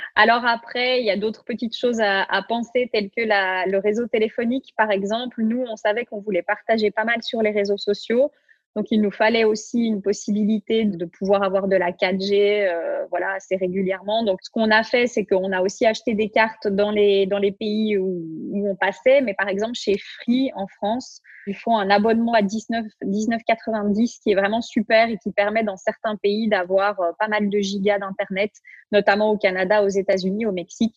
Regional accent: Belgium; now in Switzerland; Donc nous, on habite en Suisse, mais on est belges tous les deux

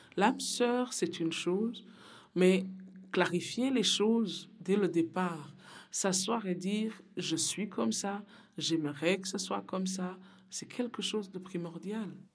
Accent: Burundi; now in Belgium; je viens d'Afrique, je viens du Burundi. Je, suis arrivée en Belgique en fuyant la guerre chez moi.

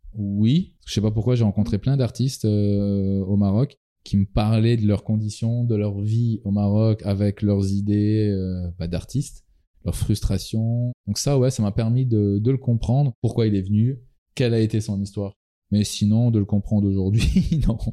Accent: eastern France, France; moved away as an adult; also born or lived in New Zealand / Australia; en tant que bon français de l'Est de la France, tendance germanique

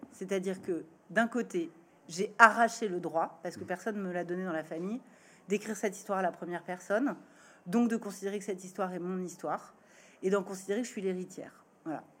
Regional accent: France; la première génération née en France et ne parlant pas le roumain

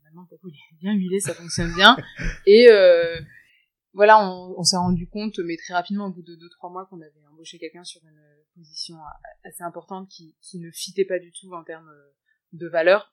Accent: France; now in Shanghai, China; je suis française et d'origine indienne

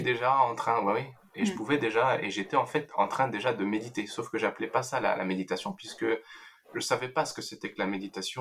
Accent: France; je suis né en France, j'ai toujours vécu en France.

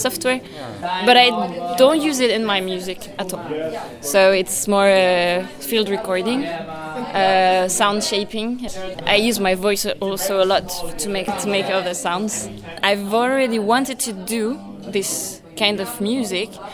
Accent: Paris, Île-de-France, France; I come from France, Paris. I mean, I was born there.

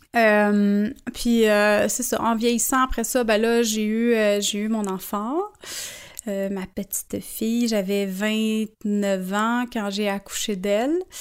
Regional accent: Sainte-Thérèse, Quebec, Canada; also born or lived in Montreal (Saint-Henri) / Verdun, Montreal; quand mes parents se sont séparés, j'avais 8 ans. Je suis déménagée avec ma mère sur la rue nord de Montréal, dans le coin de Sainte-Thérèse

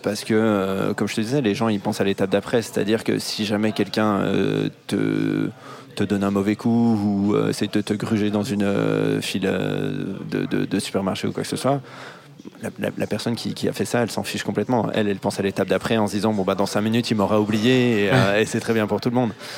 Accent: Besançon, Bourgogne-Franche-Comté, France; moved away as an adult; also born or lived in Berlin / Asia; now in Paris, France; j'ai grandi à Besançon

